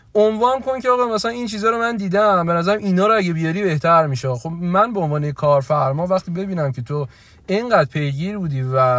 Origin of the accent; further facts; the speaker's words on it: Iran; گفتم ایرانی